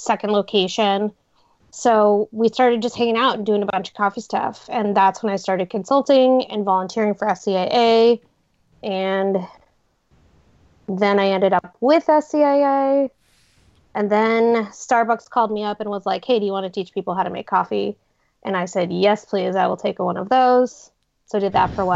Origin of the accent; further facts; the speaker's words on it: Seattle, Washington, United States; moved away as an adult; also born or lived in New York / Los Angeles / Boston; I grew up drinking coffee in Seattle